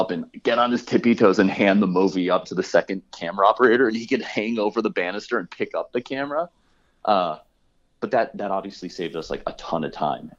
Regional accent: Midwest, United States; I'm like starting every conversation with like, I'm a guy from the Midwest.

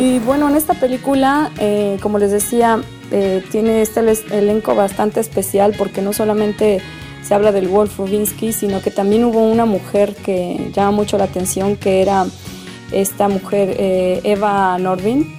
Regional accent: Mexico; como buena mexicana

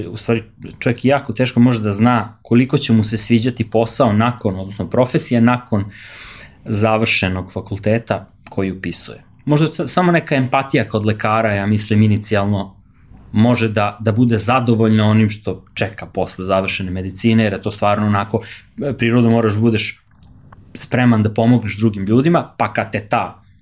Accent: Stara Pazova, Vojvodina, Serbia; also born or lived in Belgrade; mi smo iz Pazove

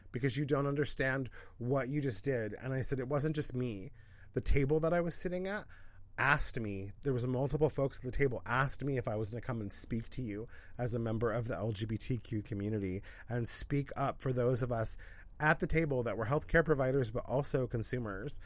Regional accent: Pacific Northwest, United States; moved away; also born or lived in Los Angeles; We're both from the Pacific Northwest

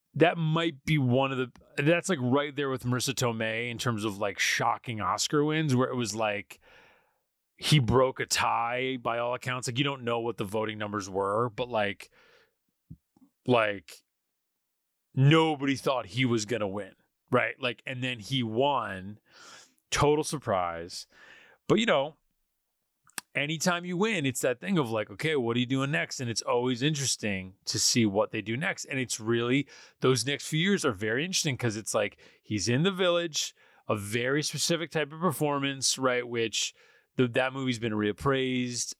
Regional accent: Poughkeepsie, New York, United States; I grew up in Poughkeepsie

